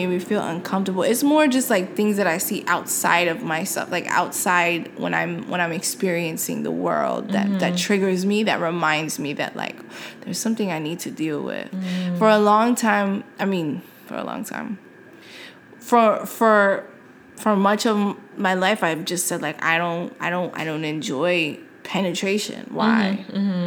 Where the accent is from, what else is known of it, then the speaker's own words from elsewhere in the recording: New York City, New York, United States; I'm from New York City, so I took the subway, like, all the time.